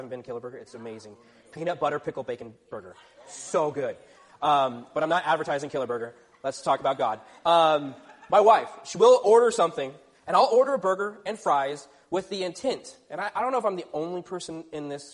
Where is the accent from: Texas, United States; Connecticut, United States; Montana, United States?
Texas, United States; moved away; I grew up in Texas